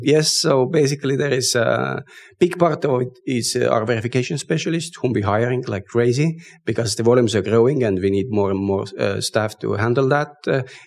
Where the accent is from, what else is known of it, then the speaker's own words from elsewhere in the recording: Estonia; we come from Estonia, which is digitally very advanced